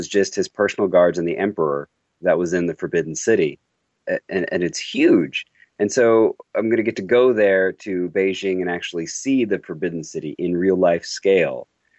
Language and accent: English; Houston, Texas, United States; now in Austin, United States; When I was a kid, I was growing up in Houston, Texas, and outside of Houston, there's this miniature replica of the Forbidden City.